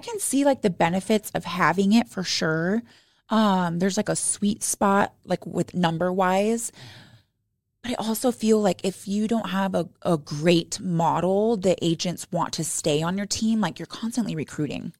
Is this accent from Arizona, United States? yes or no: yes; Arizona, United States; now in Utah, United States; I was raised in Arizona